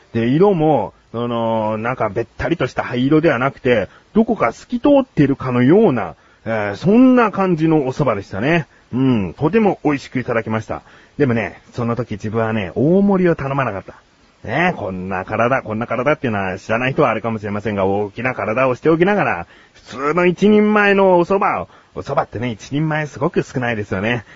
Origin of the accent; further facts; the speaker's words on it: Kanagawa, Japan; 地元神奈川県に着きまして